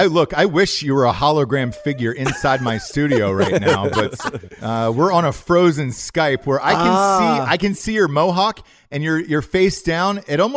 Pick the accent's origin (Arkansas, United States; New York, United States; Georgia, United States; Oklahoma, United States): Georgia, United States; accent: Southern; Look, Graham, I'm one of you. I'm from the South. I know sound like it. It took years and years to get rid of this accent so I could star in movies. I had to get rid of the Southern accent, but I grew up my entire life in Georgia.